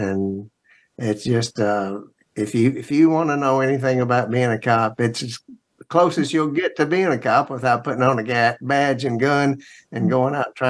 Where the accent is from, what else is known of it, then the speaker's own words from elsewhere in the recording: Memphis, Tennessee, United States; moved away as an adult; now in Smoky Mountains, United States; I was raised in Memphis, went to public schools, went to Memphis State University. It was a great place to grow up. But after I patrolled its streets for 33 years, I had to get out, and I moved to the Smoky Mountains.